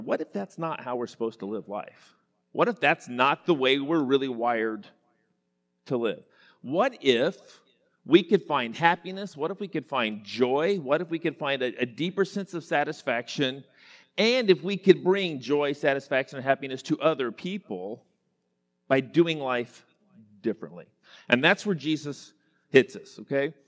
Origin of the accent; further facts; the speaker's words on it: Enid, Oklahoma, United States; I grew up in Western Oklahoma. Enid, Oklahoma is my hometown.